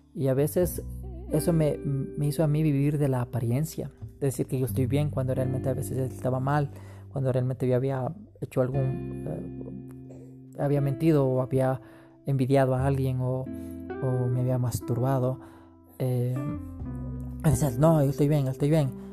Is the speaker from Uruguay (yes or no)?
no; Quito, Pichincha, Ecuador; nací en Quito, Ecuador, en 1983, en una cuna cristiana